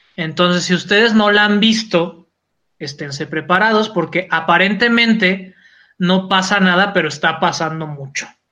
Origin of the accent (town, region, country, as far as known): Mexico